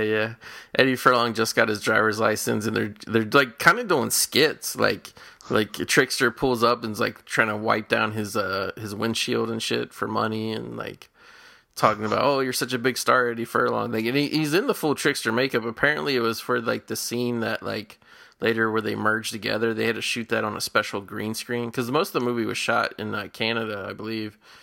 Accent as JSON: {"language": "English", "town": "Cincinnati", "region": "Ohio", "country": "United States", "tie": "born or raised there", "said": "I grew up in Cincinnati where we have, like, Cincinnati chili"}